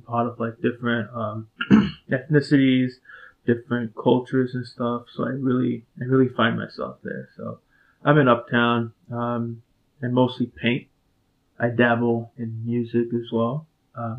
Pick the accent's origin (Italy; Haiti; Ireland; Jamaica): Haiti; Port-au-Prince, Ouest; now in Chicago, United States; I'm from Port-au-Prince, Haiti. I grew up there